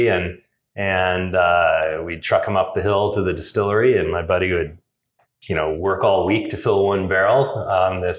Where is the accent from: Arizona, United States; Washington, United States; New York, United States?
Washington, United States; Seattle; moved away as an adult; now in Portland, United States; I'm originally from Seattle and grew up homebrewing in the 80s